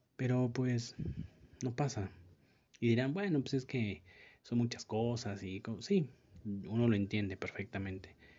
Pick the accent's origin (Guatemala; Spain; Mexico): Mexico; como mexicano